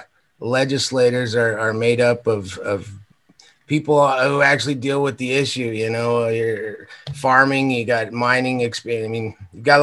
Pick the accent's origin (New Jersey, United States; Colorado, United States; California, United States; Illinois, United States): Colorado, United States; Alamosa; I'm from Alamosa.